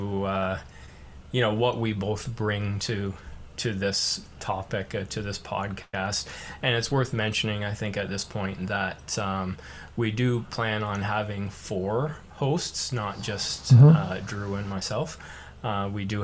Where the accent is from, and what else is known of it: Canada